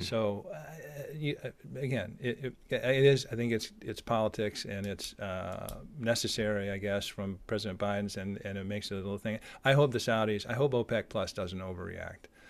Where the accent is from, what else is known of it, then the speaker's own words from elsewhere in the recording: United States; as an American